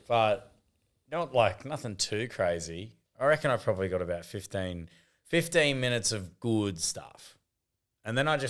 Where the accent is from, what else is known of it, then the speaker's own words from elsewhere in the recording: Queensland, Australia; we are from the Sunshine State of Queensland where COVID doesn't exist.